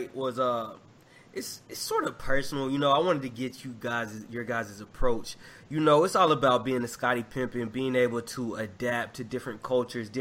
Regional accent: Arkansas, United States; moved away; we grew up in Arkansas

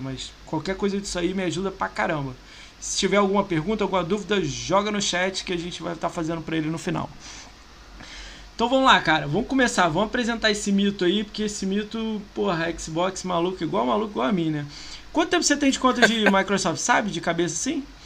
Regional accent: Rio de Janeiro, Brazil; moved away as an adult; now in São Paulo, Brazil; sou do Rio

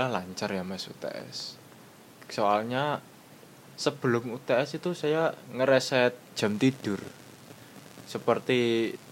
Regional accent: Madiun, East Java, Indonesia; Misal saya kan dari Madiun.

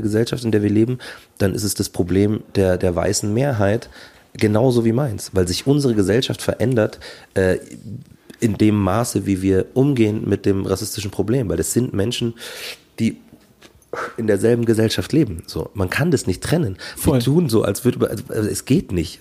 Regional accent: Markt Schwaben, Bavaria, Germany; ich komme aus Markt Schwaben

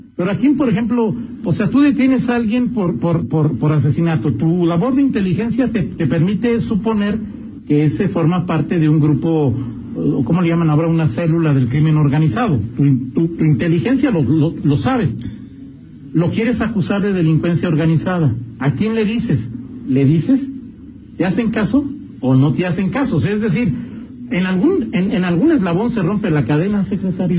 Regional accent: León, Guanajuato, Mexico; a mí como leonés

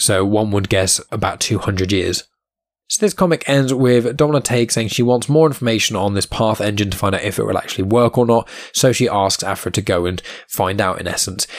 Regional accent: Southampton, South East England, United Kingdom; my hometown where I'm currently living in Southampton

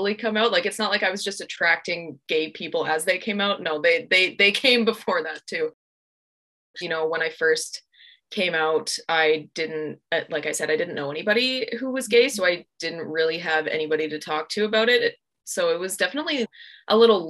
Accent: Alberta, Canada; growing up in Alberta

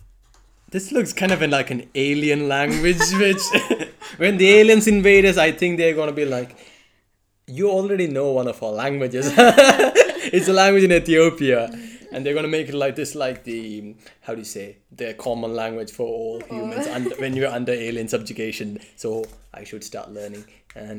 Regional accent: India; as an Indian

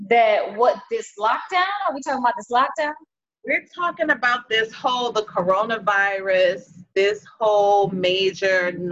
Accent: New Orleans, Louisiana, United States; now in Atlanta, United States; we are actually all from New Orleans. We are really biological sisters.

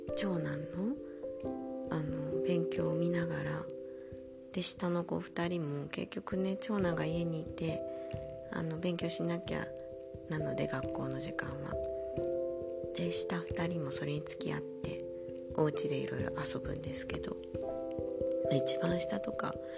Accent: Japan; first language Japanese; moved away as an adult; now in Germany; 日本語って母国語

